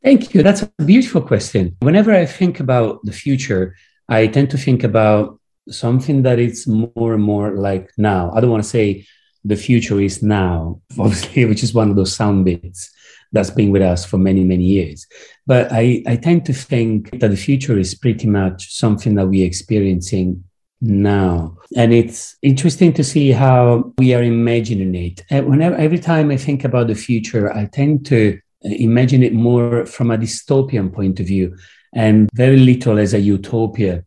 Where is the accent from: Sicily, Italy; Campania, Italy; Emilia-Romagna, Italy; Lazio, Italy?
Lazio, Italy; Rome; now in London, United Kingdom; I was born in Rome, obviously with all whatever it means from the point of view of the belief and Catholicism. But then I moved to London